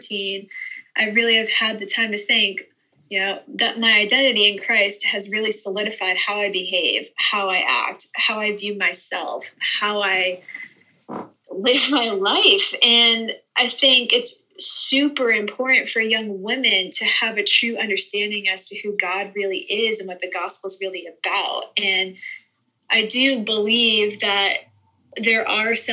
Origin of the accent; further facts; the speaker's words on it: Boston, Massachusetts, United States; moved away as an adult; now in Texas, United States; I'm from Boston, which is an extremely career-oriented area of the country